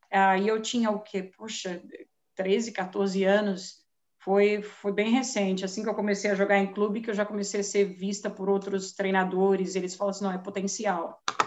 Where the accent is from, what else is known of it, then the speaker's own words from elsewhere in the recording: São Paulo, Brazil; now in United States; nascida e crescida em São Paulo, capital